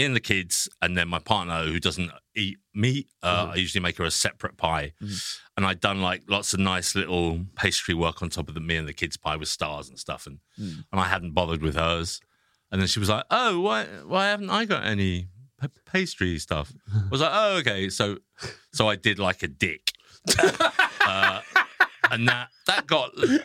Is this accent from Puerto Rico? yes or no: no; England, United Kingdom; being English